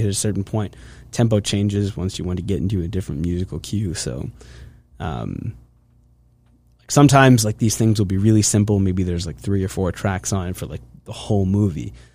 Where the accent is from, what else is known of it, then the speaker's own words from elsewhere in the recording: Hershey, Pennsylvania, United States; I am from Hershey, Pennsylvania. That's where I grew up.